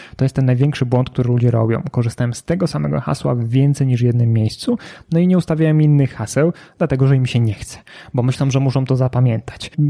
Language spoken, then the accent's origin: Polish; Kraków, Lesser Poland, Poland; ja jestem z Krakowa